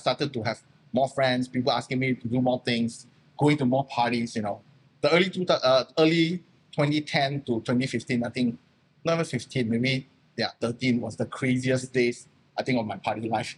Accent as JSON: {"language": "English", "country": "Malaysia", "second_language": "English", "said": "I'm still Malaysian, you know. I had my Malaysian company."}